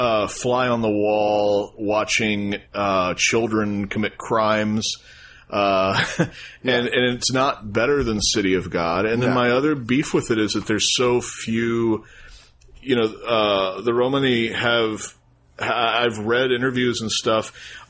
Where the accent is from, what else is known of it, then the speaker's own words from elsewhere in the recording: United States; as an American and not an Italian